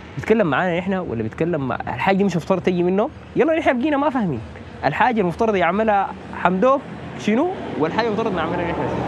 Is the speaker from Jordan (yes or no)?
no; Sudan; نحن كشعب سوداني